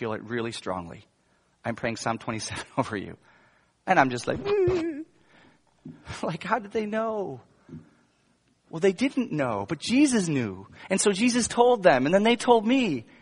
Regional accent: United States; an American pastor

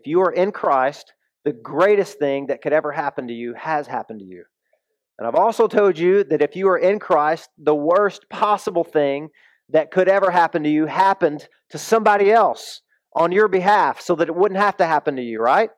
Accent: the South, United States; moved away; I came from the South

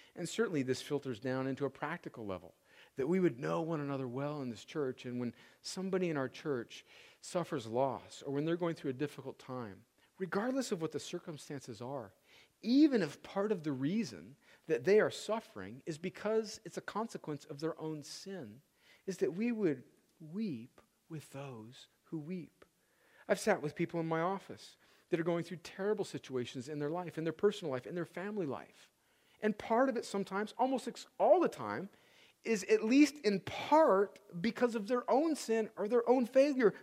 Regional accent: United States; we, as American Christians

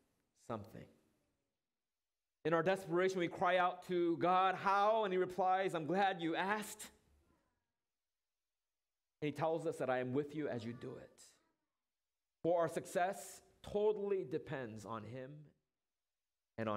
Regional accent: Orange County, California, United States; moved away; Orange County, that's my hometown

